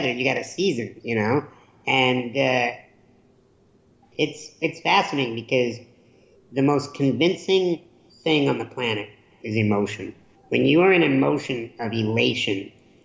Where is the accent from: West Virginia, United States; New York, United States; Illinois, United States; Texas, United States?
Illinois, United States; Chicago; I grew up in Chicago during the Michael Jordan era